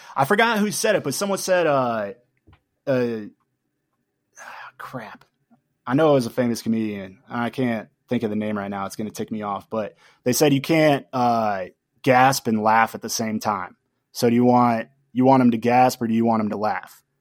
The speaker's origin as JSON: {"language": "English", "town": "Tucson", "region": "Arizona", "country": "United States", "tie": "born or raised there", "said": "I'm born and raised in Tucson"}